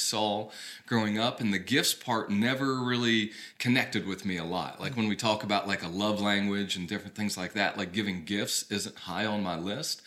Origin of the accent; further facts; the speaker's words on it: Kentucky, United States; moved away as an adult; also born or lived in Charleston, South Carolina / Columbia, South Carolina; now in Florida, United States; I grew up in Kentucky, Kentucky boy at heart, but after college, moved down to Charleston, South Carolina